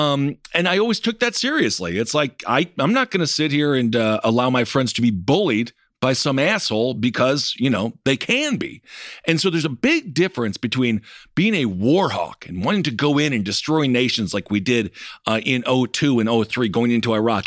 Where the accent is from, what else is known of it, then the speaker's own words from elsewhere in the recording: United States; growing up in America